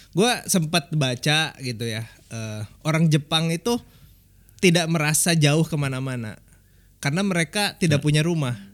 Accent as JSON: {"language": "Indonesian", "town": "Bandung", "region": "West Java", "country": "Indonesia", "tie": "born or raised there", "also_born_or_lived": "Jakarta", "moved": "as an adult", "said": "kita lahir di Bandung gitu ya. Terus uh, memang sempat tinggal di Jakarta 10 tahun lah."}